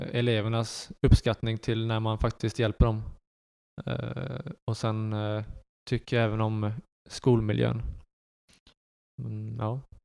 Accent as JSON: {"language": "Swedish", "town": "Karlskrona", "region": "Blekinge", "country": "Sweden", "tie": "born or raised there", "also_born_or_lived": "Netherlands / Västerås"}